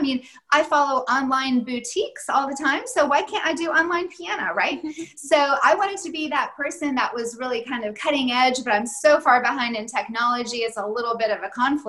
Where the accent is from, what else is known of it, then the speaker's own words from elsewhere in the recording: Tennessee, United States; moved away as an adult; now in Germany; I grew up in Tennessee, met my husband there, and our older children were born there